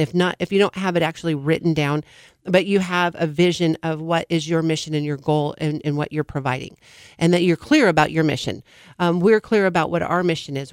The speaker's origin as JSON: {"language": "English", "region": "California", "country": "United States", "tie": "born or raised there", "said": "I'm born and raised in California, not necessarily the Central Valley"}